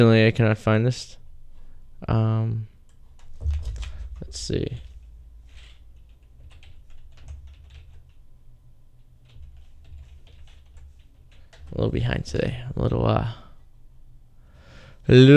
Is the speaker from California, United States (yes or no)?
no; Revere, Massachusetts, United States; we're all from Revere, MA